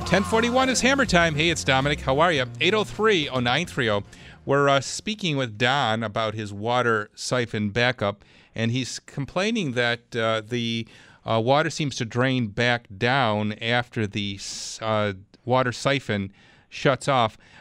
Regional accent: Clarence, New York, United States; Clarence. That's my hometown

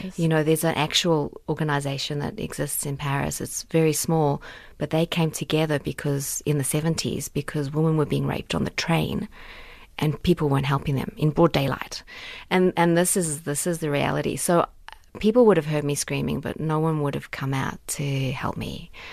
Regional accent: South Africa; my South Africa card here. I'm um, from Africa

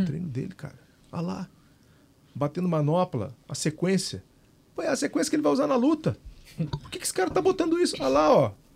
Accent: Minas Gerais, Brazil; Eu sou de Minas

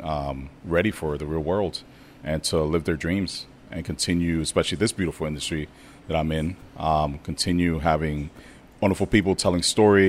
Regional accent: New York, United States; moved away as an adult; now in Oakland, United States; I'm from New York

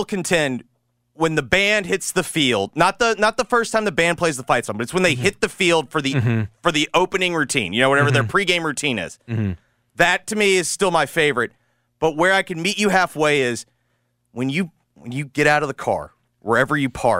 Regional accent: the South, United States; like growing up in the South, that's why, like, when everyone's like, oh, false fall

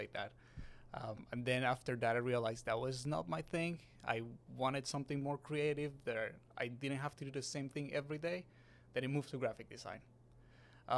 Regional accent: Bogotá, Colombia; moved away as an adult; now in New York, United States; I'm originally from Colombia. I grew up there

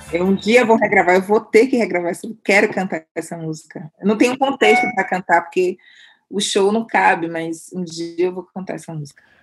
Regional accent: Salvador, Bahia, Brazil; moved away as an adult; now in São Paulo, Brazil; eu vim baiana, sabe, eu não quis ser outra coisa a não ser baiana e negra

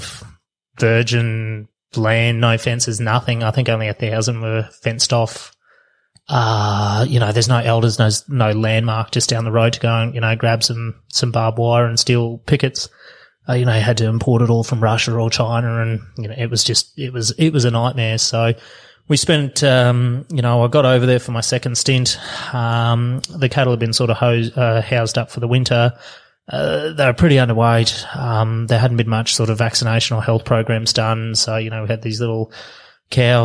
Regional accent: Australia; as an Australian

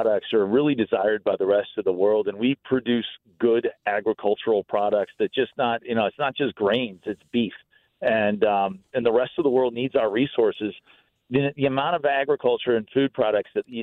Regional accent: St. Louis, Missouri, United States; I grew up in St. Louis. It's home

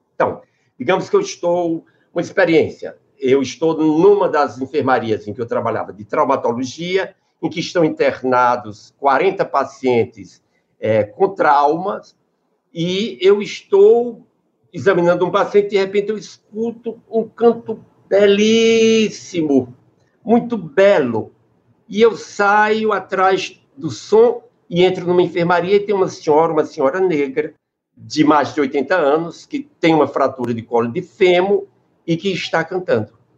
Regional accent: Crato, Ceará, Brazil; also born or lived in Sertão dos Inhamuns, Ceará; eu nasci no sertão, no sertão dos Inhamuns, e depois me criei no Crato

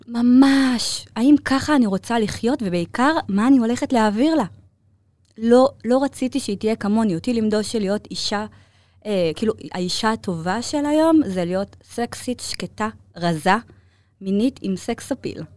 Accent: Ramat Gan, Tel Aviv District, Israel; also born or lived in Bnei Brak; גדלתי ברמת גן

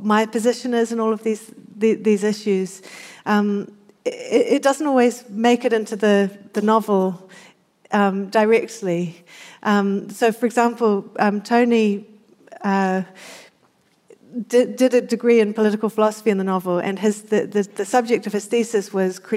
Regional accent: New Zealand; I always found growing up in New Zealand

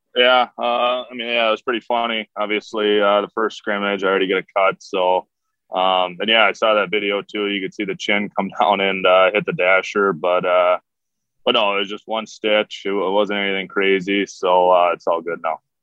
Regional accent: Minnesota, United States; growing up in Minnesota

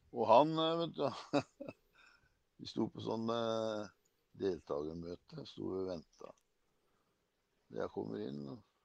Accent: Kragerø, Telemark, Norway; moved away; jeg var hjemme i Kragerø. Faren min drev jo gatekjøkken.

